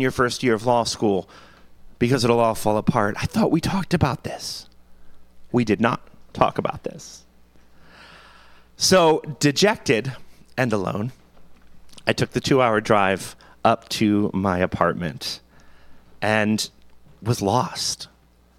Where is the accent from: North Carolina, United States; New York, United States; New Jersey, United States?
New Jersey, United States; now in Pottstown, United States; I'm from Jersey